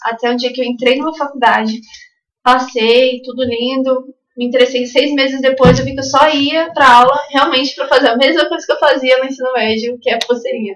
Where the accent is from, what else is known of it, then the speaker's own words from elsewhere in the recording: Santos, São Paulo, Brazil; also born or lived in São Sebastião, São Paulo / São Mateus, Espírito Santo; nascida, né, natural de São Sebastião, de São Paulo, mas eu cresci boa parte da primeira infância, até os 9 anos, em São, em São Mateus, no Espírito Santo, e aí o restante foi em Santos, São Vicente, ali no litoral de São Paulo